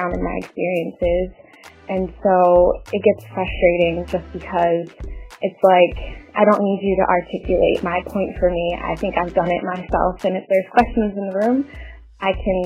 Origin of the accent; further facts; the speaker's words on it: Philadelphia, Pennsylvania, United States; now in New York City, United States; I live in New York City, and I grew up in Philadelphia.